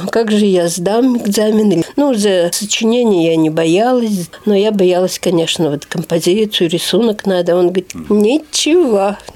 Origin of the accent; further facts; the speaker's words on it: Nylga, Udmurtia, Russia; born there; also born or lived in Izhevsk; да, я родилась в Ижевске. Считается но оказывается, я родилась в Нылге.